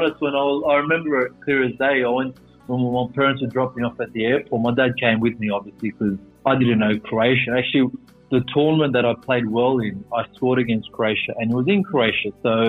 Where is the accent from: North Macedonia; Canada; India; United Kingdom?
North Macedonia; Shtip; now in Australia; being from Shtip is a whole different dialect because it's closer to the Bulgarian border.